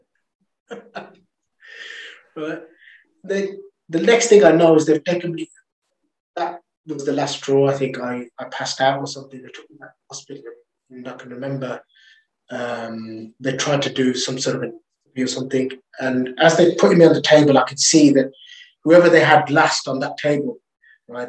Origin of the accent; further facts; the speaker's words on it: England, United Kingdom; I'm from England